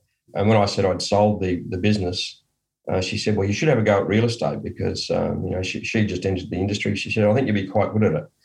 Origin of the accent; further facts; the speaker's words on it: Bunbury, Western Australia, Australia; I was born in Bunbury in West Australia. I still only live within 50 kilometres of Bunbury